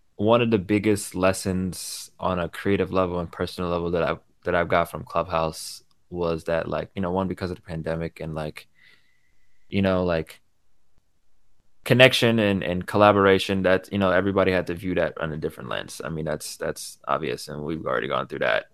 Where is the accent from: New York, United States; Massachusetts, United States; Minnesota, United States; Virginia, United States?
New York, United States; born in New York